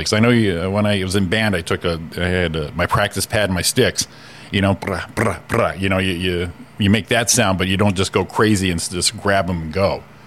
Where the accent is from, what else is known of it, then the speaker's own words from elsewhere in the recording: Connecticut, United States; I'm from Connecticut